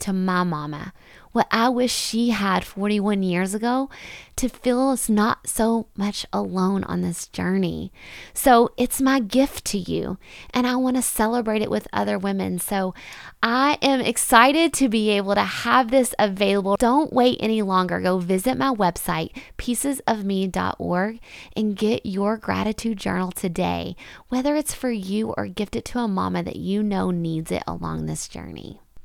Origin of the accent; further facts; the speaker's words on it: Owensboro, Kentucky, United States; here in my hometown of Owensboro, Kentucky